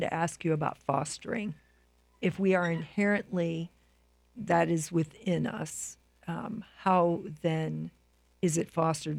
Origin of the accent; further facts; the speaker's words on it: Midwest, United States; both Lyle and I are from the Midwest